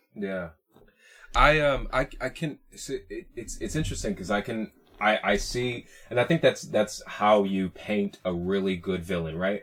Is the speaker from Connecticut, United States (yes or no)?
yes; Hartford County, Connecticut, United States; moved away as an adult; also born or lived in Puerto Rico (ancestry); now in Bay Area, United States; I grew up in Hartford County in Connecticut